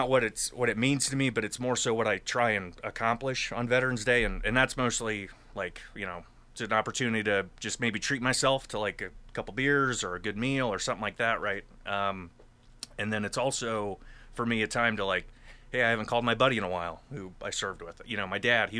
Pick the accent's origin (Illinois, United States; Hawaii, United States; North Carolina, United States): North Carolina, United States; moved away as an adult; now in Pennsylvania, United States; I'm from North Carolina originally